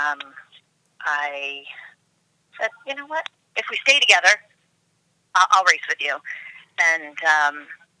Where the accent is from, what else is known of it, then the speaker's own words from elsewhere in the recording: Stamford, Connecticut, United States; also born or lived in New York; I am from Stamford, Connecticut. I've lived here mostly all my life. I was born in New York.